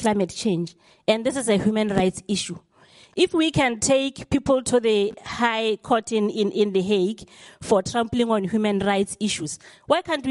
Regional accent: Botswana; I come from Africa, I come from Botswana

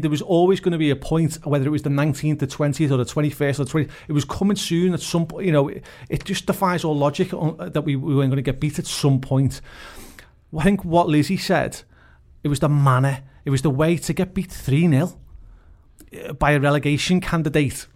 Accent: Huyton, North West England, United Kingdom; I'm from Haitian

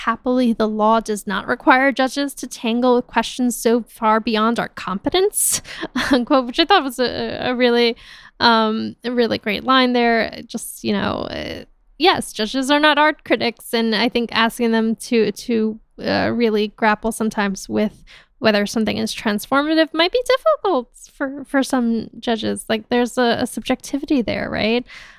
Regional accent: New York, United States; From my home state.

